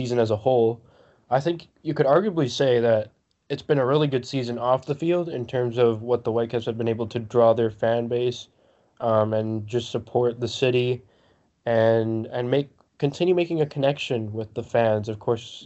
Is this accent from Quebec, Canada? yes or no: no; Vancouver, British Columbia, Canada; me growing up in Vancouver, I would go a lot to the aquarium